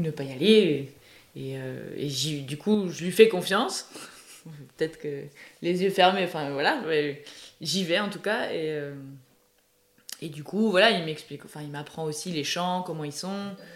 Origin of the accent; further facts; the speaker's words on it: Brittany, France; moved away; Je suis originaire de Bretagne